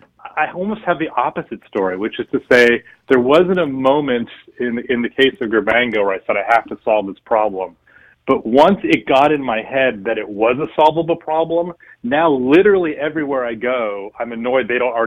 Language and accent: English; Berkeley, California, United States; I was born and raised in Berkeley, California, the son of a physics professor and a psychoanalyst.